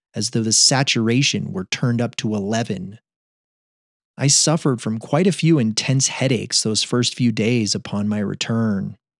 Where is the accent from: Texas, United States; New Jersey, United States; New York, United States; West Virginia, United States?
New York, United States; upstate; moved away; back in my hometown in upstate New York